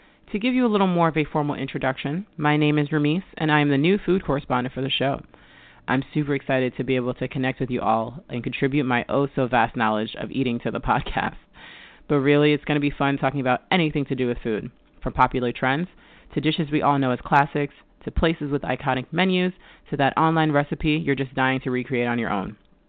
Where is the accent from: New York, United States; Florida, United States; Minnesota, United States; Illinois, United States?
New York, United States; Mount Vernon; also born or lived in Middletown, New York; I was born in Mount Vernon, New York, where I grew up in an exclusively Jamaican household.